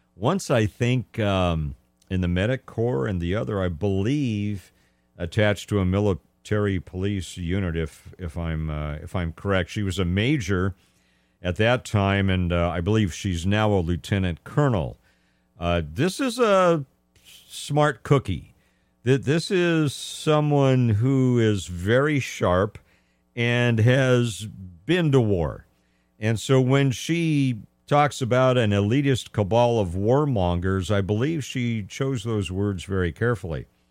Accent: Los Angeles County, California, United States; now in Central Valley, California, United States; I grew up in Los Angeles County

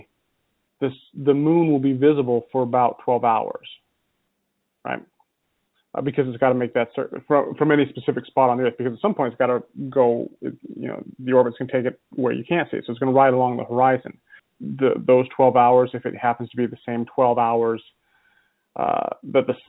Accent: Utah, United States; also born or lived in California; now in Illinois, United States; I grew up in Utah

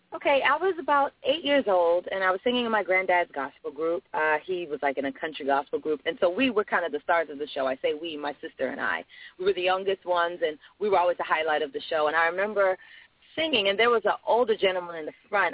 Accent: Fort Lauderdale, Florida, United States; also born or lived in United Kingdom; I'm actually from the UK. I was raised in Fort Lauderdale, Florida

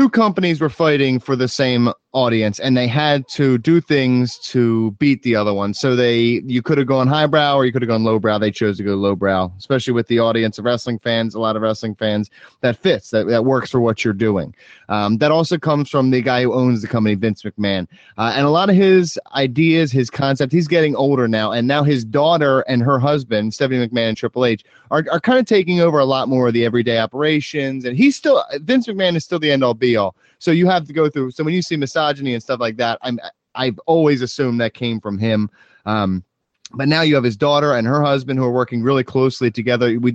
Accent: Philadelphia, Pennsylvania, United States; I grew up in Philadelphia, right outside of Philadelphia.

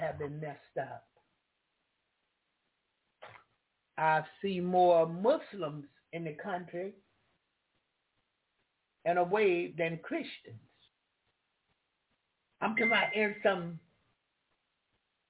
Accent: the South, United States; I'm from the South

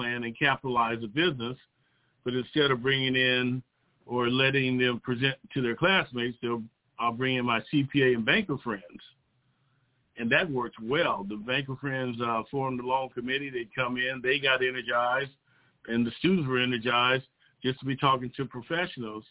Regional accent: South Bay, Southern California, United States; I'm a local product to Southern California. I grew up in the South Bay region

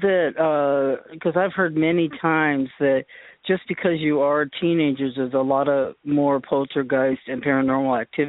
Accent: Boston, Massachusetts, United States; also born or lived in upstate New York; now in California, United States; So I was from Boston, upstate New York.

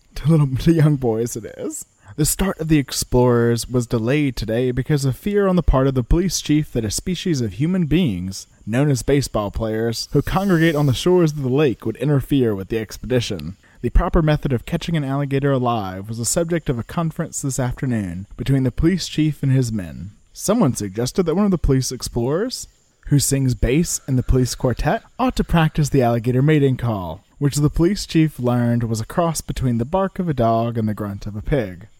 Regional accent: Louisiana, United States; I'm from Louisiana

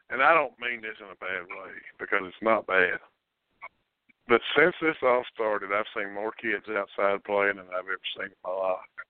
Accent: Kentucky, United States; I'm from Montgomery County, and and here's the funny thing.

